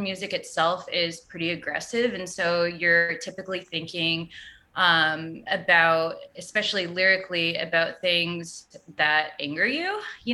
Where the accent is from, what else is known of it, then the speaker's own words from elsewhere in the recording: Austin, Texas, United States; And I'm in Austin and I'm born and raised in Austin.